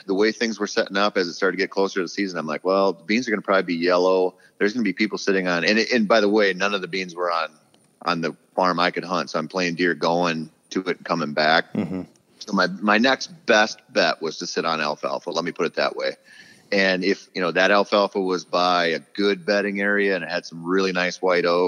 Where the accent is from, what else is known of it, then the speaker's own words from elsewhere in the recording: southeastern Minnesota, United States; moved away; it used to be my hometown for sure. You know, I got really lucky when I was 15. I got permission to bow hunt a dairy farm in southeastern Minnesota.